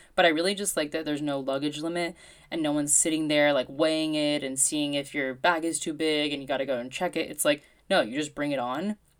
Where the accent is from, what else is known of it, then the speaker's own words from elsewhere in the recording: United States; moved away; as an American.